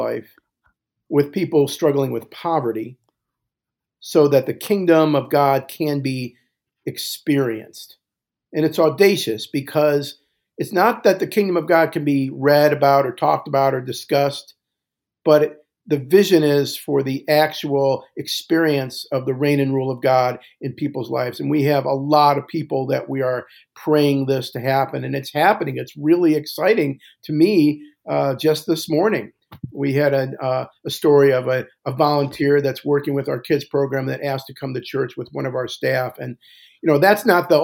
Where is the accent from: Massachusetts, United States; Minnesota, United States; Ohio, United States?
Ohio, United States; Cleveland Heights; also born or lived in Centerville, Ohio; I grew up in the Jewish capital of Ohio, which at the time was Cleveland Heights